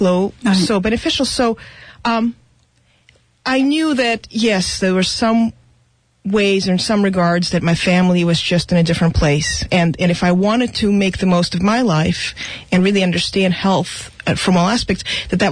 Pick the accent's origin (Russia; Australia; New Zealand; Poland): Russia; now in United States; I was born in Russia, so my family, we immigrated from what at the time was Soviet Union